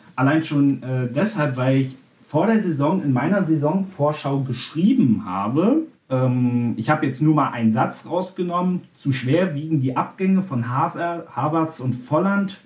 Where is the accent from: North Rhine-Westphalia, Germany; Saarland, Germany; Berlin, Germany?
Berlin, Germany; ich als gebürtiger Berliner